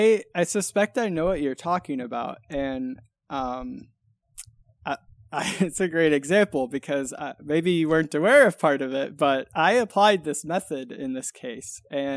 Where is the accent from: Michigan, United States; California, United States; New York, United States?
Michigan, United States; So I grew up in West Michigan, and in West Michigan, you know, either everyone you know is either, you know, in the automotive industry